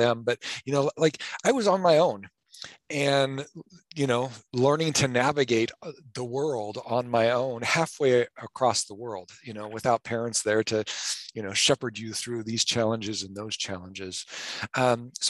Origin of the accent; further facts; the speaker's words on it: North Platte, Nebraska, United States; also born or lived in Haifa, Israel; I was born and raised in Western Nebraska